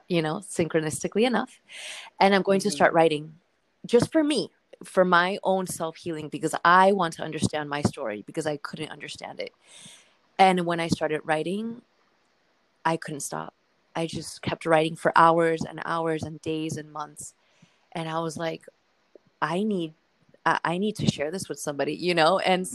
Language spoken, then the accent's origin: English; South Florida, United States; moved away as an adult; also born or lived in Argentina / Brooklyn, New York; I grew up in South Florida